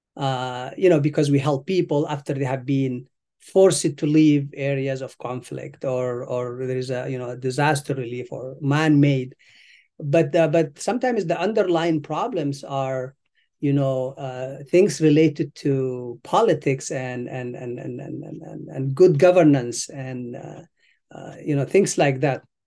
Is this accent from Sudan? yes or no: yes; Sudan; moved away as an adult; also born or lived in Eritrea; now in United States; I was born in Eritrea. uh, East Africa. And then I left when I was a child. Um, I, I moved to Sudan